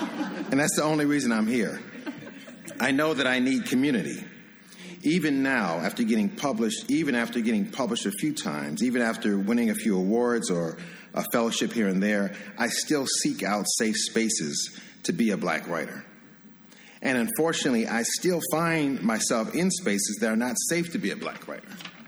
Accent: Ohio, United States; moved away; also born or lived in Washington, D.C.; we're both from Ohio, and I always felt like D.C. was my second hometown because I kind of felt like I grew up as a writer here.

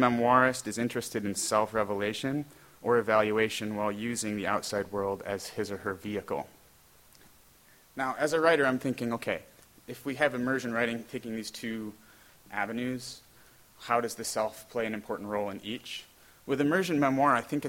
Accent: New York, United States; moved away as an adult; also born or lived in West Virginia; now in Rochester, United States; I'm originally from New York

